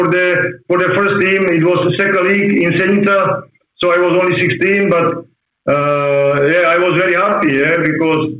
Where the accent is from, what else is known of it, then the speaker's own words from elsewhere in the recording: Senica, Trnava Region, Slovakia; English is a second language; also born or lived in Banská Štiavnica, Slovakia / Dundee, Scotland; we moved to Senica and we stayed there to today